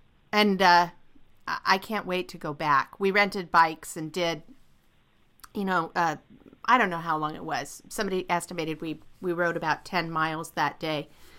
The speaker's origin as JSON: {"language": "English", "region": "California", "country": "United States", "tie": "born or raised there", "said": "I grew up in California."}